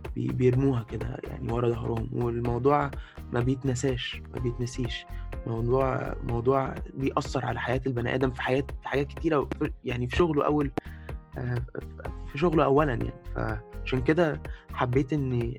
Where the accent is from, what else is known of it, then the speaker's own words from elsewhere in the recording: Egypt; زي ما احنا بنقول في مصر